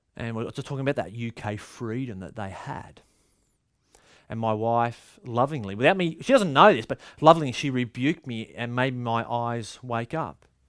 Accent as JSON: {"language": "English", "country": "Australia", "said": "Culturally, Aussies"}